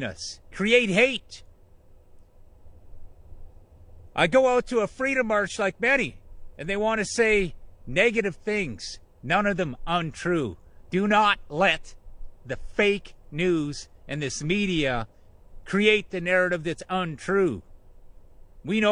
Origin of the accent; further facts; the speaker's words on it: Canada; I am just a Canadian